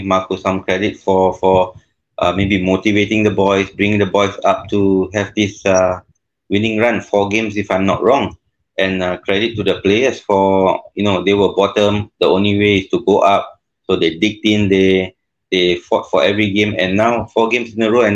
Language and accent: English; Singapore; as a Singaporean in a top-tier league in Thailand